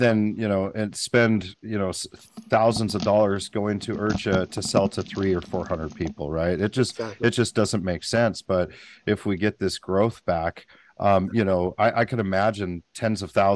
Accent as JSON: {"language": "English", "town": "Paradise", "region": "California", "country": "United States", "tie": "born or raised there", "said": "I grew up in Paradise, California, Butte County."}